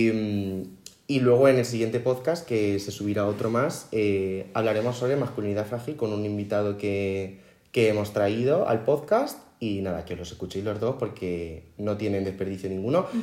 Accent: Spain; somos españoles

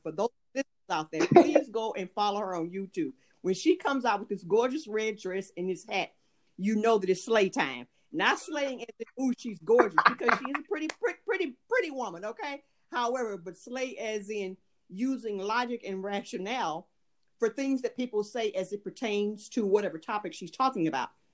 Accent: United States; moved away; I am an American, however, um, I do live abroad and have lived abroad for years.

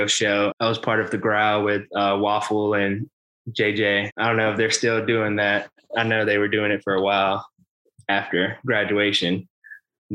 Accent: Spartanburg, South Carolina, United States; I grew up in Spartanburg, South Carolina, went to Dorman High School

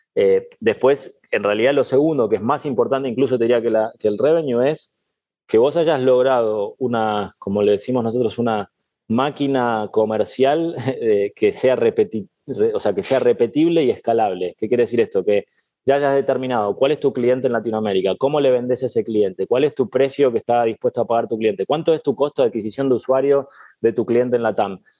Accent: Argentina; moved away as an adult; also born or lived in Spain / Canada / Indonesia / Mexico; now in Miami, United States; yo soy muy argentino

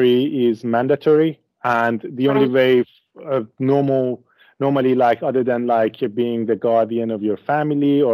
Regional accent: Isfahan, Iran; moved away as an adult; also born or lived in Tehran; now in Australia; I was born and raised in Isfahan, but then I moved to Tehran and afterwards to Australia

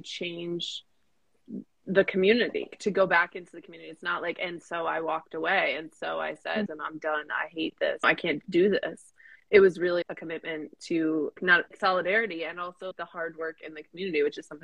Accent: United States; our Zionist identity as white American Jews

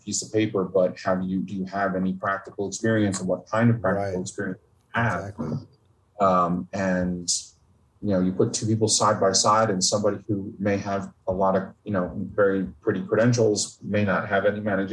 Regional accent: Northern New Jersey, United States; I grew up in Northern New Jersey.

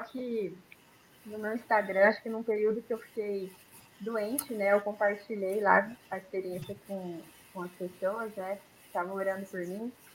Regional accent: Campo Grande, Mato Grosso do Sul, Brazil; now in Engenheiro Coelho, Brazil; a gente é de Campo Grande, mas atualmente moramos aqui em Engenheiro Coelho, São Paulo

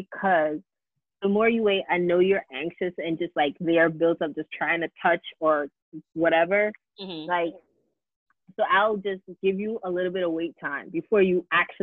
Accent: New York City, New York, United States; as a New Yorker

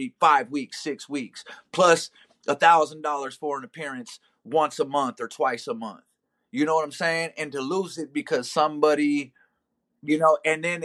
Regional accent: Omaha, Nebraska, United States; I'm from Omaha, Nebraska

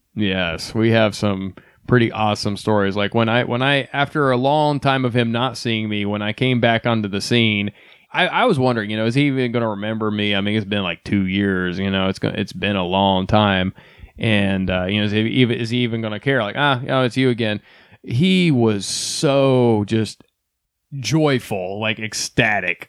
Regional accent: Ohio, United States; moved away; also born or lived in Texas; I came from Ohio, which is now where we are currently residing

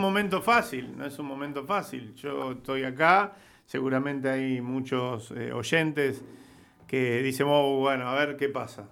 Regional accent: Rosario, Santa Fe, Argentina; Acá estamos en Santa Fe, yo soy de Rosario

